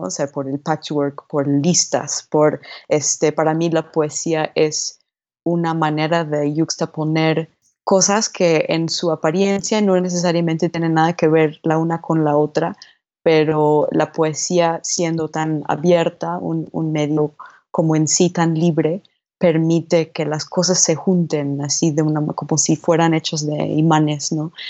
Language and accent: Spanish; New Jersey, United States; moved away as an adult; also born or lived in New York; now in Mexico City, Mexico; Yo nací en Nueva York y crecí en el estado de al lado de Nueva Jersey